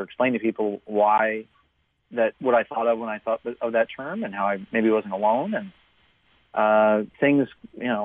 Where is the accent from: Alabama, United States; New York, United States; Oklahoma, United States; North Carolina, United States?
Oklahoma, United States; southeastern; also born or lived in Seattle, Washington; we moved to Oklahoma, where a lot of my family has roots dating back generations